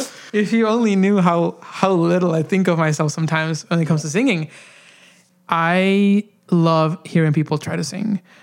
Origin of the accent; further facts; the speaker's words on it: Honduras; moved away; growing up in Honduras